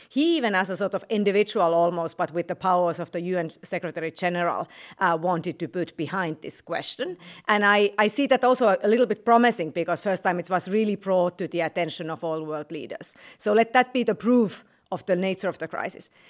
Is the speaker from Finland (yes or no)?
yes; Finland; I come from Finland, where our schools actually had zero days of closure